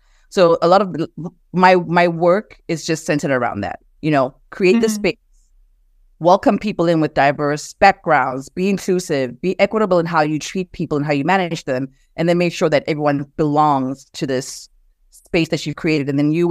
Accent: South Africa; moved away as an adult; now in United States; but growing up in South Africa, I mean, I grew up with Black parents that were both professionals. And I grew up in a predominantly Black country, right? So moving to the US and as an adult

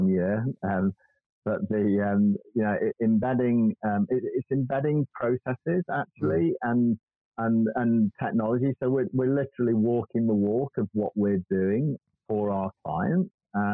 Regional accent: United Kingdom; we're British

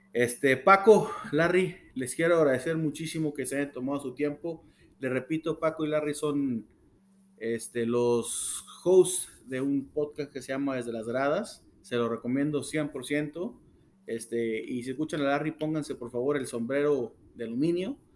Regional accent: Mexico; como mexicano

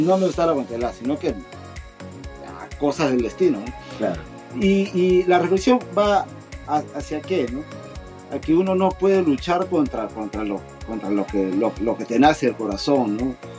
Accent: Peru; accent: Peruvian; moved away as an adult; also born or lived in Lima; now in Japan; Soy peruano, como, como ustedes podrán colegir de, mi acento, ¿no? Soy peruano, vivo acá en Japón 20 años.

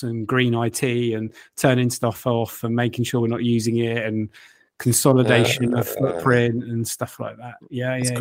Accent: Luton, East of England, United Kingdom; I know we are from Luton, all right? We are from Luton.

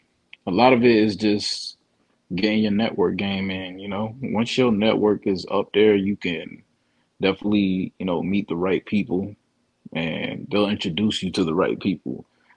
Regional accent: Fort Lauderdale, Florida, United States; also born or lived in New York; I'm originally from Broward County. Well, I'm originally born in New York, but raised out in Lauderdale, Broward County.

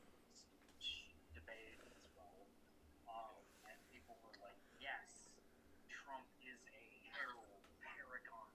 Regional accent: Sussex, Wisconsin, United States; I am from Sussex, Wisconsin, which is probably the most Republican place I've ever been.

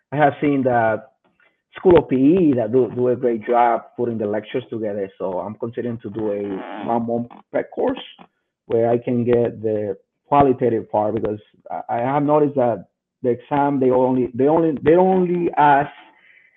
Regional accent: Dominican Republic; moved away; I'm originally from the Dominican Republic

